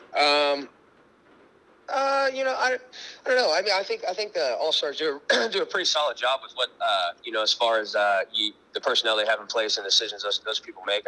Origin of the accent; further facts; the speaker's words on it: Monrovia, Indiana, United States; moved away as an adult; also born or lived in Pennsylvania; my hometown is uh, Monrovia, Indiana. Uh, it's just right outside Indianapolis